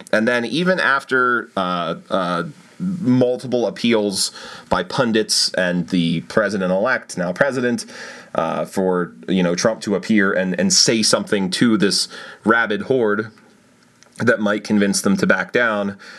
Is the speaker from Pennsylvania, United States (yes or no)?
yes; Pennsylvania, United States; proud to be a Pennsylvanian